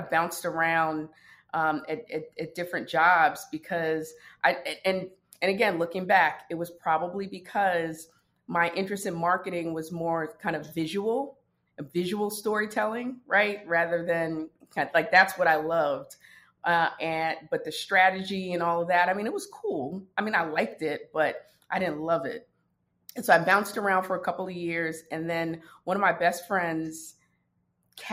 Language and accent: English; New York City, New York, United States; also born or lived in Brooklyn, New York / Washington, D.C.; I'm from the Bronx, New York